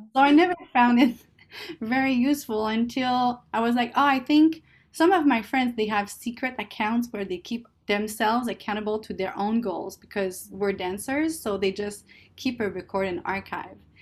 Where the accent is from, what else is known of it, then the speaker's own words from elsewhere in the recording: Canada; English is a second language; moved away as an adult; now in California, United States; I'm Canadian